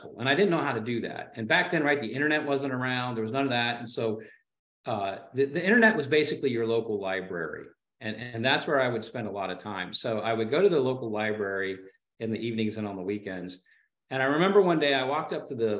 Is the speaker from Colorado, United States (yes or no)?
no; Ohio, United States; growing up in Ohio, the good news about being in Ohio is that there's lots of lousy weather